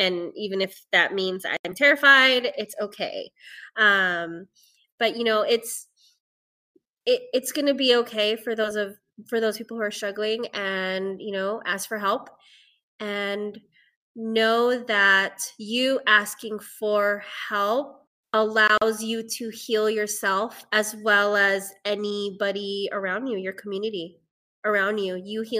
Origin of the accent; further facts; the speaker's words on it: Philippines; as a Filipina who has depression and anxiety, and it's taken me a long time to even be okay with saying